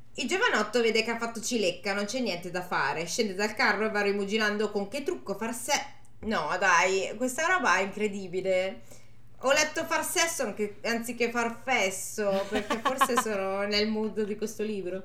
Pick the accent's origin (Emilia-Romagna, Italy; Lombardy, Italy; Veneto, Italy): Lombardy, Italy; Milan; sono di Milano.